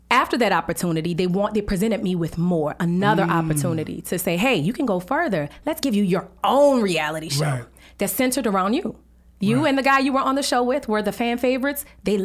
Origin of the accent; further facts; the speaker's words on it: New Orleans, Louisiana, United States; I'm originally from New Orleans, Louisiana.